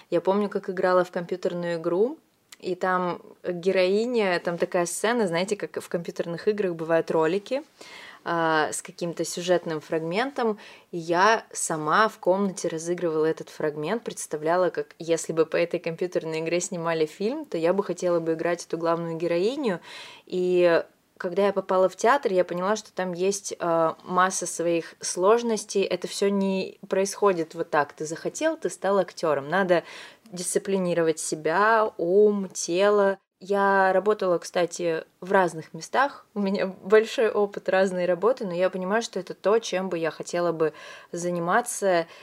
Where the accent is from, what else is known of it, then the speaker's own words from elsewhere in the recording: Vladivostok, Primorsky Krai, Russia; moved away as an adult; also born or lived in Moscow; now in Saint Petersburg, Russia; Я сама родом из Владивостока